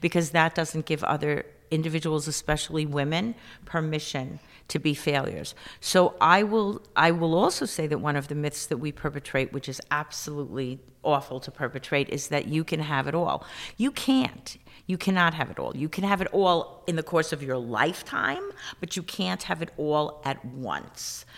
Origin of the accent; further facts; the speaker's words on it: New York City, New York, United States; growing up in the South Bronx